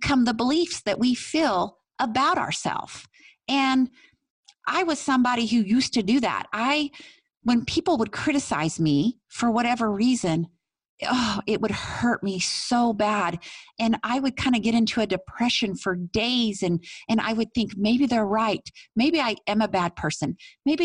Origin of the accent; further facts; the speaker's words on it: Tell City, Indiana, United States; my hometown, Tell City, Indiana